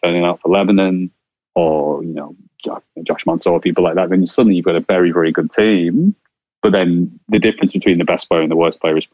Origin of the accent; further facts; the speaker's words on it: Ireland; accent: Irish; as an Irishman with this accent